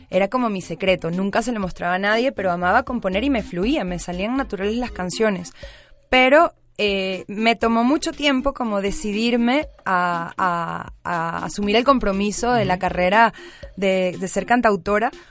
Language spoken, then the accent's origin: Spanish; Caracas, Capital District, Venezuela; moved away as an adult; now in Mexico City, Mexico; yo soy cantautora, nací en Caracas, Venezuela, y tengo dos años y medio ya viviendo acá en Ciudad de México.